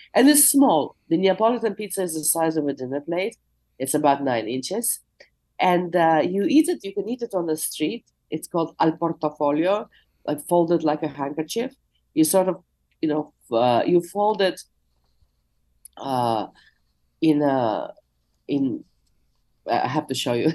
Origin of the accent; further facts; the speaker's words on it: Moscow, Russia; now in Jackson Heights, New York, United States; I was born in the USSR, I'm from Moscow, I'm a Russian speaker